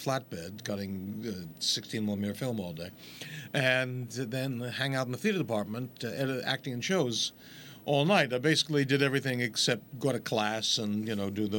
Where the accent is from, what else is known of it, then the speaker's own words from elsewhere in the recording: New York City, New York, United States; I'm from Far Rockaway, which is technically Queens, but only kind of, sort of.